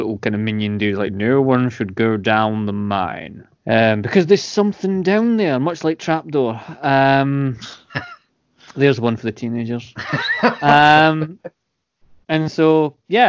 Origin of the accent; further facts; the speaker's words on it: Scotland, United Kingdom; I'm Scottish